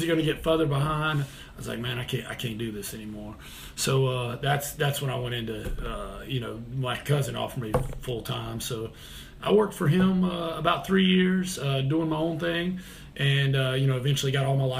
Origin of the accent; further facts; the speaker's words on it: Kernersville, North Carolina, United States; moved away as an adult; also born or lived in Greensboro, North Carolina; now in Charlotte, United States; I came down to Charlotte to teach. And man, I'm from a small town, Kernersville